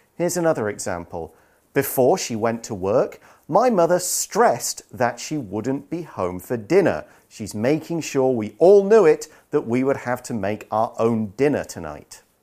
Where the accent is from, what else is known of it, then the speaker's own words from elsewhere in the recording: United Kingdom; I am super British